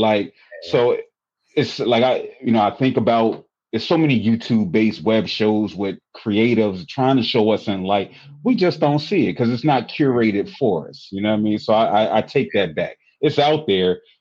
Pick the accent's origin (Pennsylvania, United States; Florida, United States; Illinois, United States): Pennsylvania, United States; Philadelphia; I'm from Philly